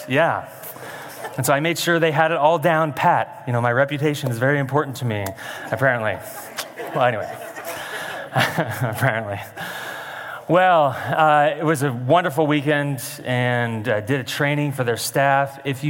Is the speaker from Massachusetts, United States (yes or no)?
no; Creswell, Oregon, United States; I was raised in Creswell, Oregon